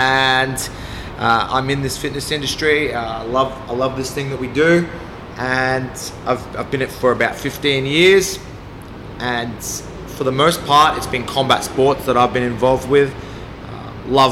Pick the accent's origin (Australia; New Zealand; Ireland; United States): Australia; Brisbane, Queensland; also born or lived in Bendigo, Victoria; So, I was born in Bendigo, Victoria. And then from there, family moved to Brisbane. And that was due to work commitments. And then, I've grown up in Brisbane.